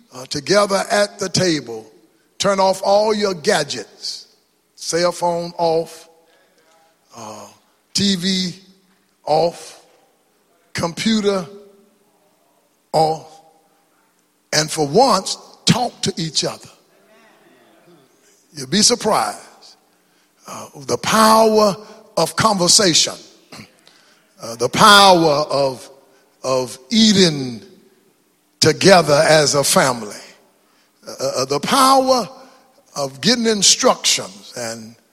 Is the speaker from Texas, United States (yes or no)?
yes; East Texas, United States; moved away; born black in East Texas, segregated